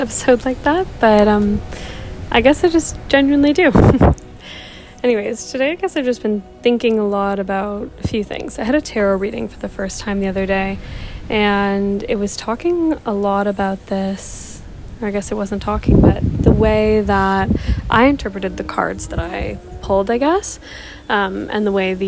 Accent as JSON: {"language": "English", "town": "Toronto", "region": "Ontario", "country": "Canada", "also_born_or_lived": "South Africa", "moved": "as an adult", "said": "I'm from Toronto, from Canada"}